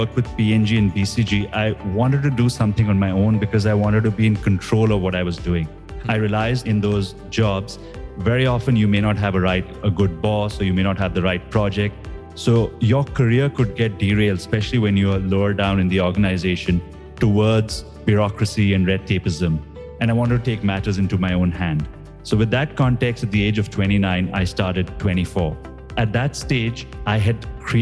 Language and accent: English; India; moved away as an adult; now in Singapore; I grew up in India, and after going to the same business school that you did in IIM Calcutta, I moved to Singapore with my first job in Procter & Gamble.